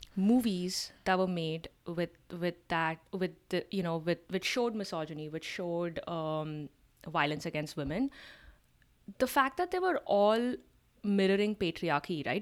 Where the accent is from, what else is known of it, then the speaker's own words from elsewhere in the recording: India; as an Indian